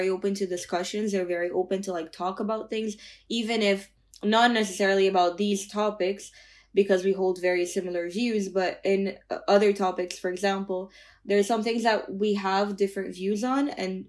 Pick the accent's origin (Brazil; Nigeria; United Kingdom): Brazil; I'm from Brazil, right? So it's a democracy. I can speak for my country.